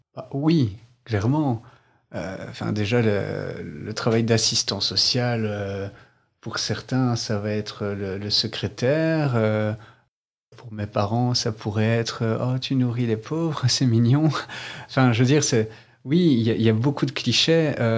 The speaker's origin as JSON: {"language": "French", "town": "Mons", "region": "Wallonia", "country": "Belgium", "said": "Je suis originaire de Mons"}